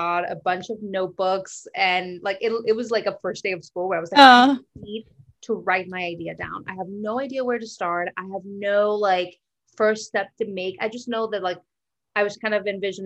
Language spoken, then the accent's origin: English; Monterrey, Nuevo León, Mexico; moved away as an adult; now in United States; So I was born and raised in Mexico. I lived there. I did college in Mexico. So I'm kind of only been in the U.S. for about 10 years